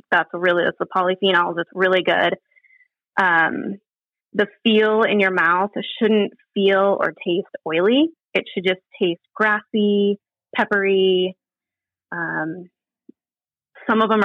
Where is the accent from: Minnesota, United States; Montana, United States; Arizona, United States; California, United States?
Montana, United States; Bozeman; moved away; I grew up in Bozeman, Montana